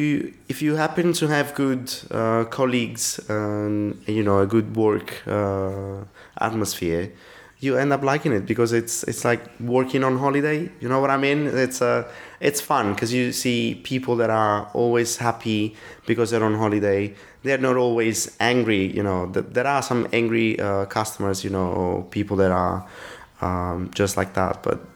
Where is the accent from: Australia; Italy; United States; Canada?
Italy; English is a second language; now in London, United Kingdom